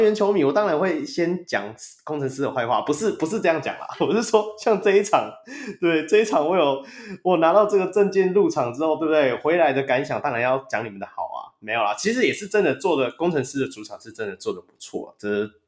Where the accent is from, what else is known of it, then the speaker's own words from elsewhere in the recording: Taiwan; 我们台湾人